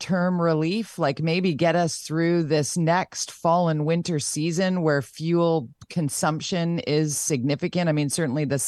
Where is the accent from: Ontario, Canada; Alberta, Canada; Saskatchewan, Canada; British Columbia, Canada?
British Columbia, Canada; Vancouver; born and raised in Vancouver